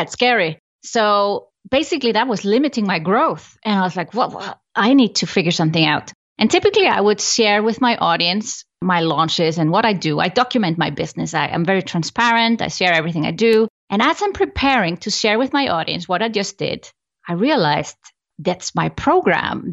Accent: Iceland; I come from Iceland, I love Iceland

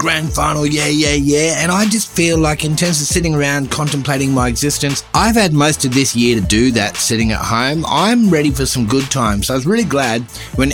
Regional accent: Brisbane, Queensland, Australia; my hometown of Brisbane

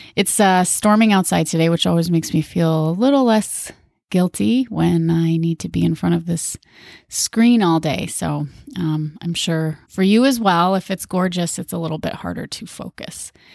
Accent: Minnesota, United States; moved away as an adult; also born or lived in Hawaii; Minnesota, my home state

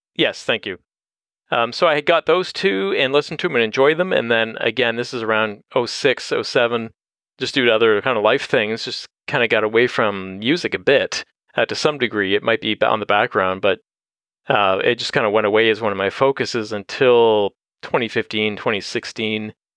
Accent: Windsor, Ontario, Canada; now in London, Canada; I grew up in Windsor

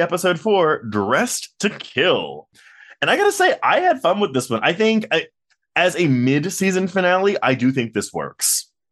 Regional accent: Texas, United States; I am from Texas

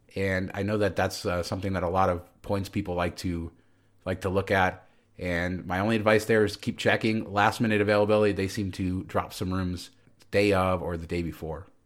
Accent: Las Vegas, Nevada, United States; defending my hometown

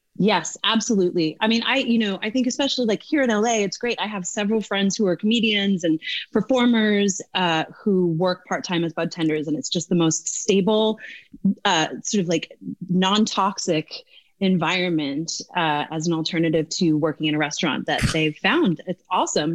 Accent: Newfoundland and Labrador, Canada; moved away as an adult; also born or lived in Dublin, Ireland; now in United States; i i grew up in Newfoundland.

